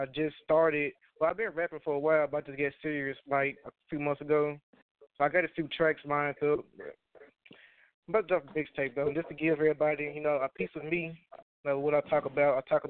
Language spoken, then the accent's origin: English; Jackson, Tennessee, United States; now in Kentucky, United States; I'm from Jackson, Tennessee, but I live in Kentucky.